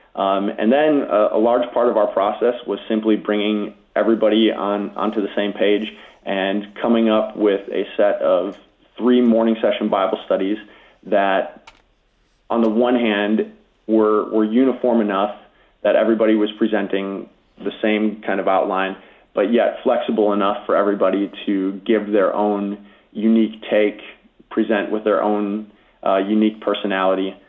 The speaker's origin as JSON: {"language": "English", "town": "Grafton", "region": "Wisconsin", "country": "United States", "tie": "born or raised there", "said": "the Lutheran Church in my hometown of Grafton, Wisconsin"}